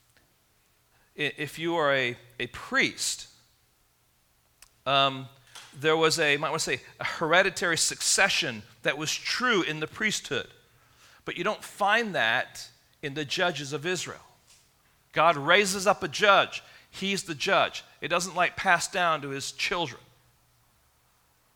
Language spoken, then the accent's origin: English; England, United Kingdom; growing up in England